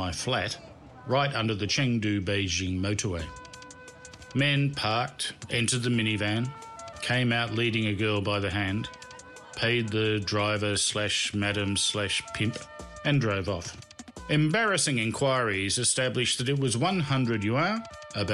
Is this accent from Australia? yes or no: yes; Australia; I am from Australia